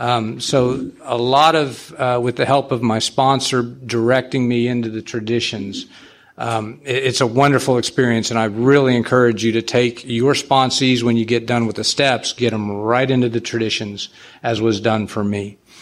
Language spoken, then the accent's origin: English; San Antonio, Texas, United States; I'm a sexaholic from San Antonio.